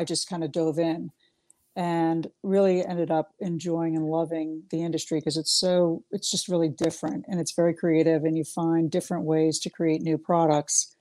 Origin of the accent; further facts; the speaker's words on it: Miami, Florida, United States; I grew up in Miami, Florida